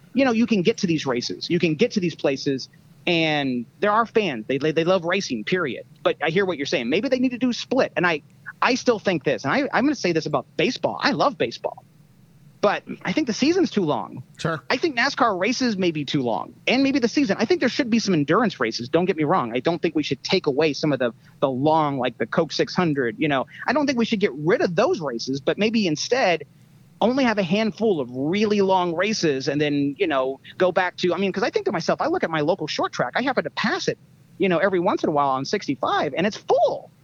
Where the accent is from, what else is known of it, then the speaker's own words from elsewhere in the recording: Indianapolis, Indiana, United States; moved away; also born or lived in Rochester, New York; I'm from Indianapolis area, growing up